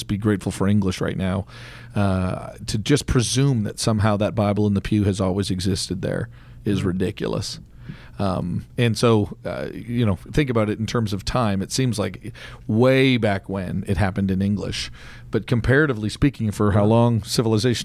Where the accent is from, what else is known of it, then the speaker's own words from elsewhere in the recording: Canada; I'm Canadian